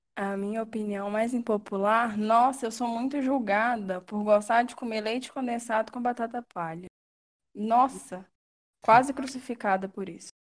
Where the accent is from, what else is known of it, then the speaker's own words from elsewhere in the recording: Sem Peixe, Minas Gerais, Brazil; moved away as an adult; eu sou do interior de Minas, é, de uma cidadezinha pequenininha, chamada Sem Peixe